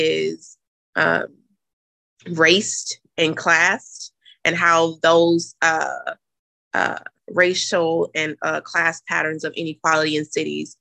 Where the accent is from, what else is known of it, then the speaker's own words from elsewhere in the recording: Jackson, Mississippi, United States; moved away as an adult; also born or lived in Nashville, Tennessee; now in Boston, United States; I'm originally from Jackson, Mississippi, but I finished grad school at Vanderbilt. So prior to coming to Boston, I was in Nashville, Tennessee for 6 years